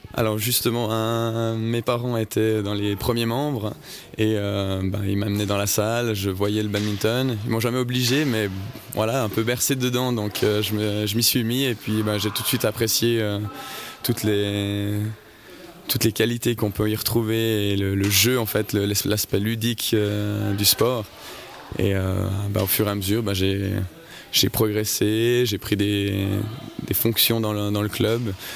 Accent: Saint-Maurice, Valais, Switzerland; je viens de Saint-Maurice

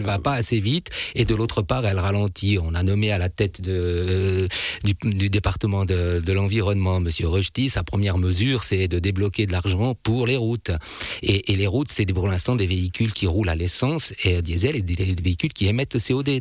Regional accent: Switzerland; chez nous en Suisse

